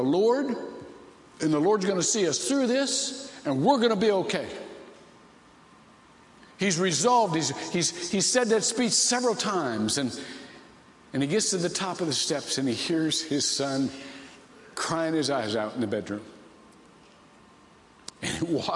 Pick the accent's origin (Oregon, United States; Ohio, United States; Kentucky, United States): Ohio, United States; I was raised to be a big Bill Glass fan because I'm from Ohio